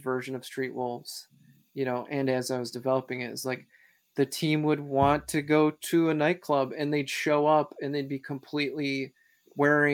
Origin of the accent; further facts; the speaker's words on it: Wisconsin, United States; I'm from Wisconsin